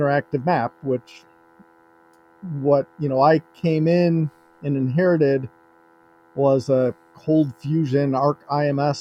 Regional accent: Rockford, Illinois, United States; now in Minneapolis, United States; When we got snow in Rockford, Illinois

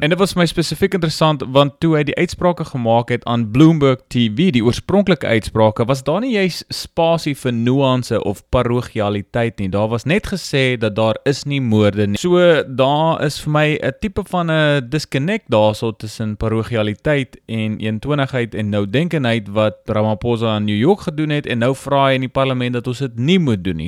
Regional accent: South Africa; moved away; ek is self 'n Afrikaner in die buiteland

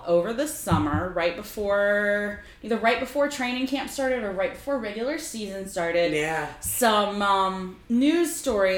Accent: Oklahoma, United States; I drove down from my hometown in Oklahoma to Dallas

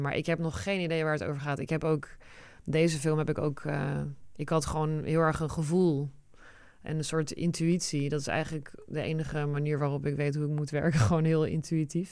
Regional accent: Netherlands; Dutch is a second language; also born or lived in United States; En toen zijn we naar Nederland geëmigreerd

